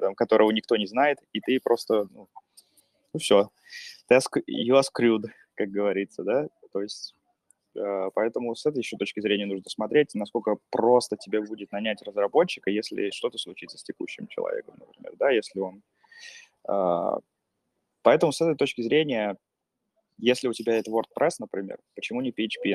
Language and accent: Russian; Pskov, Pskov Oblast, Russia; moved away as an adult; also born or lived in Saint Petersburg; now in Finland; сам из Пскова